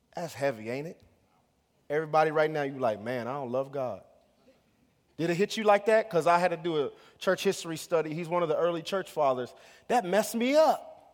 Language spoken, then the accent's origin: English; United States; as American Christians